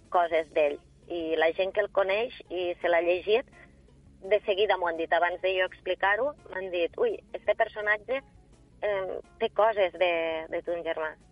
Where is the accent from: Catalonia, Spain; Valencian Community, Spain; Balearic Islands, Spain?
Catalonia, Spain; L'Ampolla; per a mi és, és algo molt, una satisfacció molt gran perquè 100% de l'ampolla, eh, poder presentar-ho al meu poble